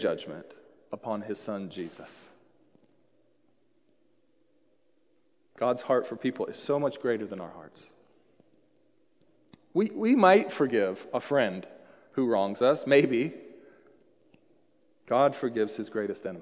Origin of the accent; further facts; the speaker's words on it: Seattle, Washington, United States; moved away as an adult; also born or lived in Colorado; I was born here in the Seattle area